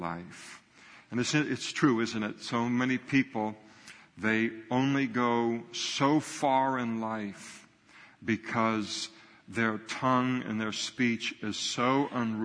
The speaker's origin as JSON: {"language": "English", "country": "United States", "tie": "born or raised there", "said": "I grew up in the United States of America"}